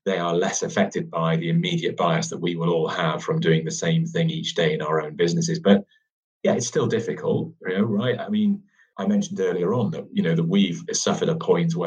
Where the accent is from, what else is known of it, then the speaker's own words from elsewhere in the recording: United Kingdom; we're very British at times